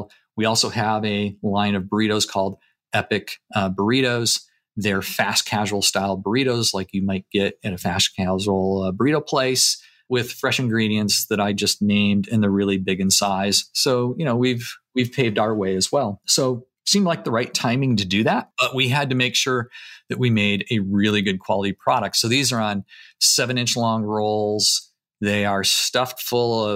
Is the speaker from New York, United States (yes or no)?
no; Michigan, United States; I grew up in Michigan in a very, very small town